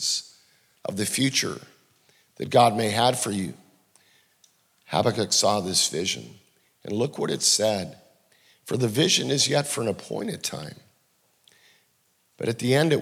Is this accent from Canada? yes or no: yes; Canada; I'm from Canada.